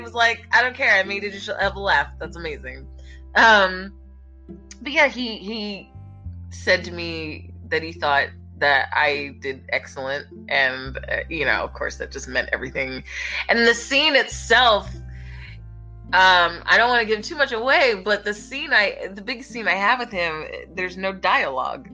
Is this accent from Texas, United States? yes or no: no; Philadelphia, Pennsylvania, United States; my hometown and just kind of chilling with the Philly people